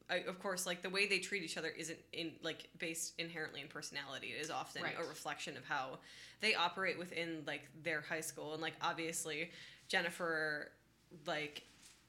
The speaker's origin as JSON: {"language": "English", "region": "Michigan", "country": "United States", "said": "I'm from Michigan"}